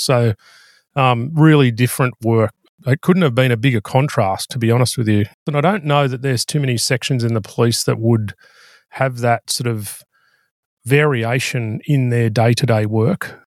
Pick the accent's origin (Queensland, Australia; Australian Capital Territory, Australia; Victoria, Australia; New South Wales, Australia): New South Wales, Australia; Bathurst; I grew up out in Bathurst in the central west of New South Wales